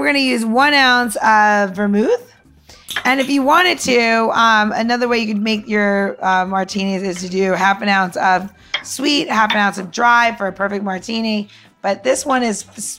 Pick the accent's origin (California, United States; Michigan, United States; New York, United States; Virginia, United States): New York, United States; Long Island; moved away; also born or lived in Washington, D.C.; I grew up in Long Island